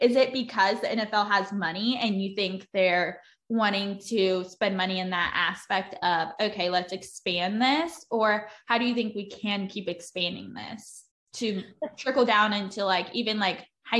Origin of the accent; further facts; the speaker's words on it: North Carolina, United States; I'm from North Carolina.